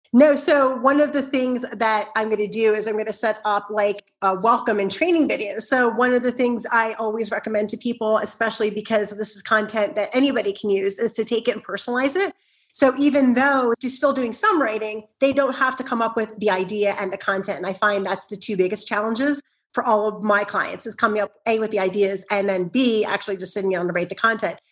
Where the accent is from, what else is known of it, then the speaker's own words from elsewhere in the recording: Philadelphia, Pennsylvania, United States; I grew up in South Philly, so I can be very loud